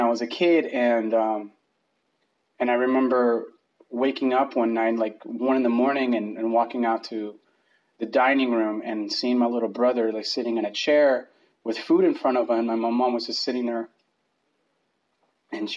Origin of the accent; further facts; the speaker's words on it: Bogota, Colombia; moved away; I was born in Bogota, Colombia